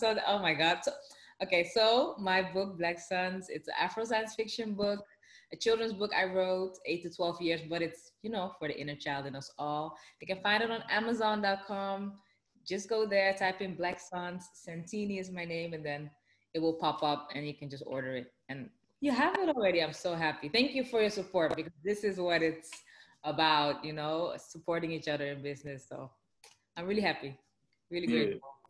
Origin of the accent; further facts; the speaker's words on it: Amsterdam, North Holland, Netherlands; because I'm from Amsterdam, the Netherlands. Originally, my parents are from the Caribbean, Suriname, South America.